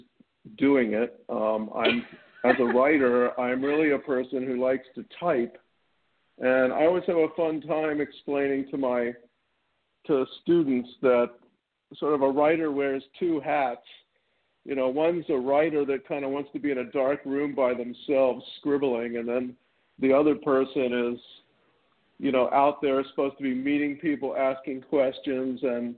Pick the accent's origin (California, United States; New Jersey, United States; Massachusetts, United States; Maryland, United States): Maryland, United States; Baltimore; also born or lived in Charlottesville, Virginia; I grew up in Baltimore, Maryland, was born in Charlottesville